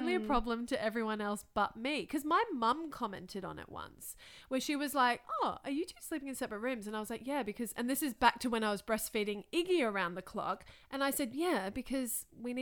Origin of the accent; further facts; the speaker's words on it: Thailand; moved away; when I grew up in Thailand, when I was 8 years old, we moved into a new house.